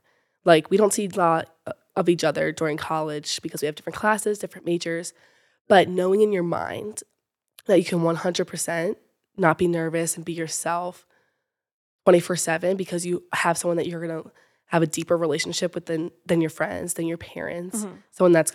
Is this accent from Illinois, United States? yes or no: no; Fallston, Maryland, United States; I'm from Fallston, Maryland, and I'm a freshman at the University of Alabama.